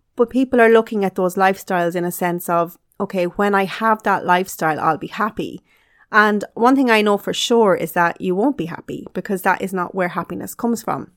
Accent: Carlow, Leinster, Ireland; I grew up in Carlow in Ireland with my mom and dad and my two sisters

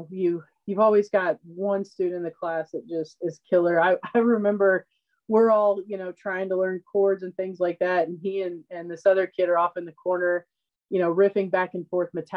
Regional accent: Oklahoma, United States; an extremely small town in Oklahoma.

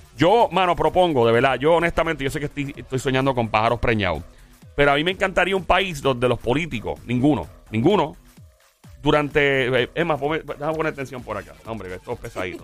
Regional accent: Caguas, Puerto Rico; en Caguas, mi pueblo

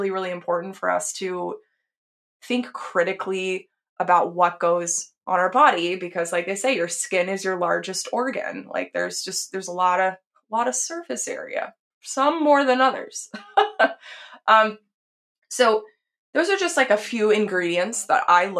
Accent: Texas, United States; I grew up in Texas.

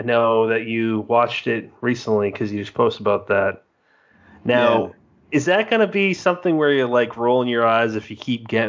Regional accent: United States; as an American that's never been to England

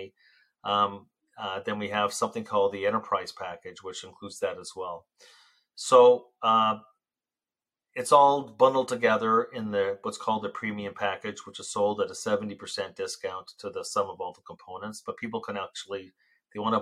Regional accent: Canada; I'm Canadian, very, very proud Canadian

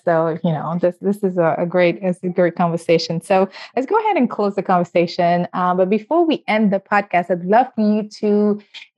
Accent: Senegal; moved away; originally I'm from West Africa and Senegal

